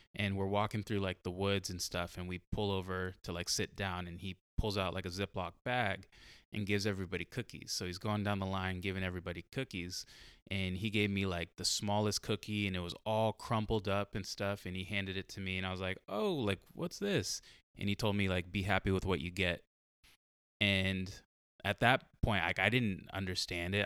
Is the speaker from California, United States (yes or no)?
yes; San Diego, California, United States; I grew up in San Diego, like, I grew up in, like, a white city